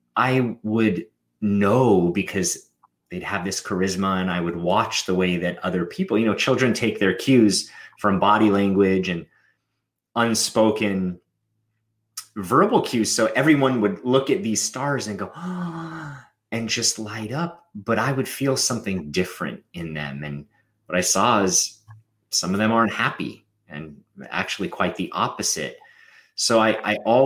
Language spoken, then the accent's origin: English; Los Angeles, California, United States; I grew up in Los Angeles in the entertainment industry.